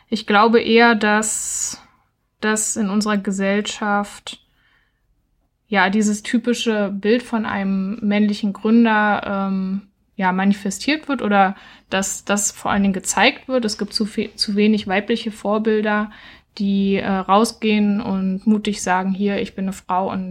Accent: Berlin, Germany; now in Halle, Germany; Also ich komme ursprünglich aus Berlin und habe jetzt in Halle gegründet.

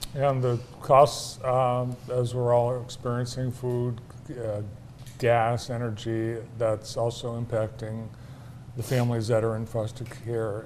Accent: Vermont, United States; now in Michigan, United States; I grew up in Vermont.

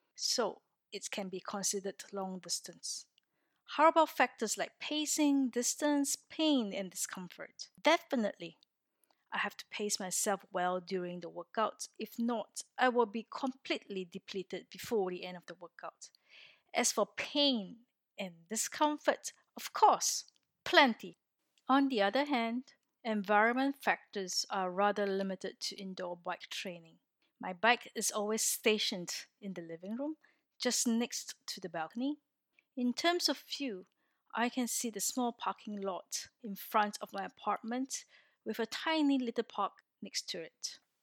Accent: Singapore; moved away as an adult; now in Orsay, France; I am originally from Singapore, a little country in Southeast Asia, and have been living in France for four years since twenty sixteen

